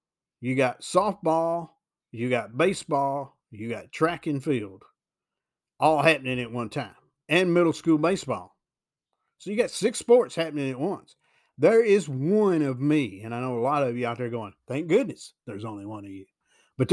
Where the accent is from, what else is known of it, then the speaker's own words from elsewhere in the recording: Tennessee, United States; Also, I'm from Weakley County, McKenzie's in Carroll County, but parts of McKenzie are in Weakley County, believe that or not.